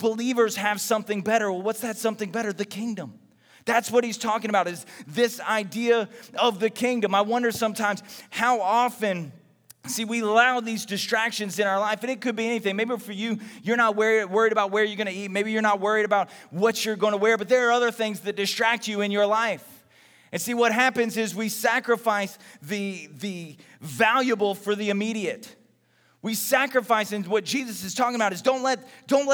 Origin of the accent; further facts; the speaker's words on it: Texas, United States; when I was growing up in Texas